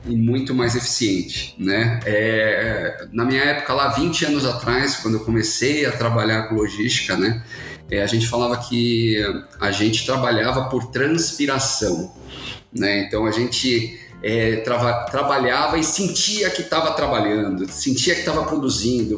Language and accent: Portuguese; Santos, São Paulo, Brazil; Sou de Santos, santista apaixonado de coração